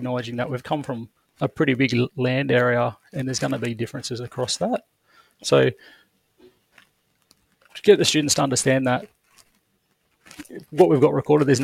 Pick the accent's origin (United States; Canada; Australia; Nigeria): Australia; Albury, New South Wales; also born or lived in Griffith / Wee Waa; now in Young, Australia; I'm a Wiradjuri man. I was born in Albury